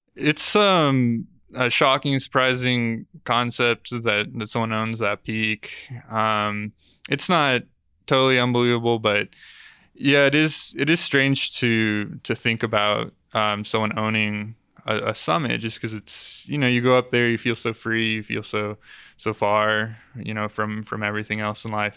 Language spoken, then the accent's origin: English; Aurora, Colorado, United States; I grew up on, in Aurora near Parker Peoria area